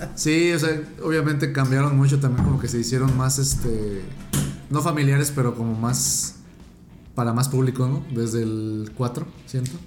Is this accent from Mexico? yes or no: yes; Mexico; somos mexicanos